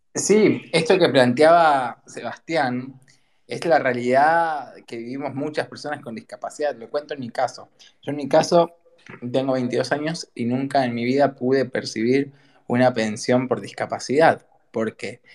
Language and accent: Spanish; Argentina; como argentino